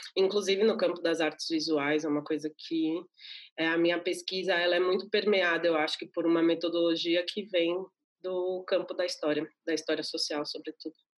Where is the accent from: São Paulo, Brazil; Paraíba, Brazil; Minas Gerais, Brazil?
São Paulo, Brazil; eu nasci no Capão Redondo, que é um bairro da periferia aqui de São Paulo